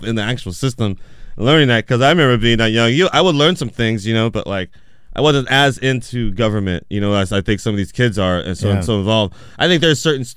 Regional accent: Portland, United States; growing up around Portland, I grew up around many different people of color in general

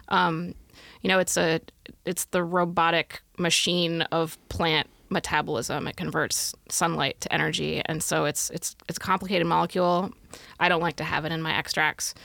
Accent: Pacific Northwest, United States; moved away as an adult; also born or lived in Midwest; now in Oregon, United States; I grew up in the Pacific Northwest, but I came back in two thousand and four

